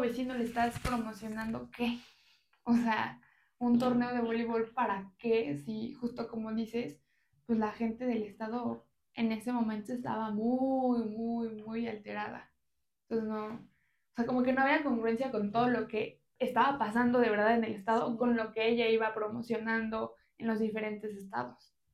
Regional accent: Santa Ana Chiautempan, Tlaxcala, Mexico; yo soy de Santana

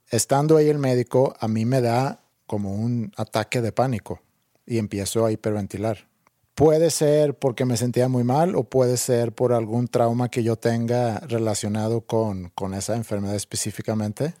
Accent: Sweden; moved away; cuando era chiquito en Suecia.

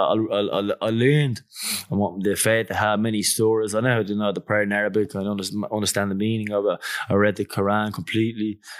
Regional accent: Dublin, Leinster, Ireland; moved away as an adult; also born or lived in Australia; I'm from Clondalk and I'm from Greenfork. We're from Dublin.

